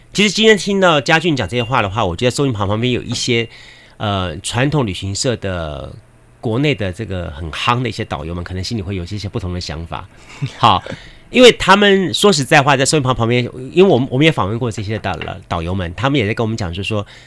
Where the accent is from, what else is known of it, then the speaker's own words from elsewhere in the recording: Yancheng District, Kaohsiung, Taiwan; 我小时候住在盐城区